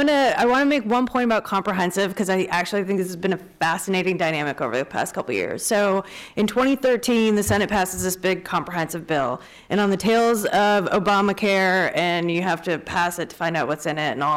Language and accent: English; Wisconsin, United States; Like I said, I'm from Wisconsin.